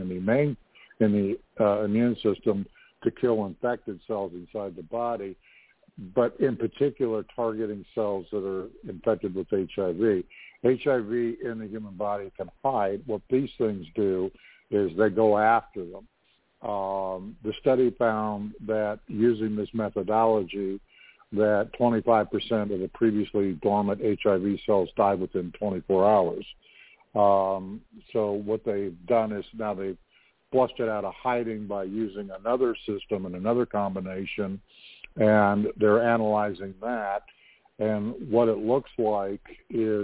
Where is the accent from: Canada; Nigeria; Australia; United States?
Canada; my country of Canada.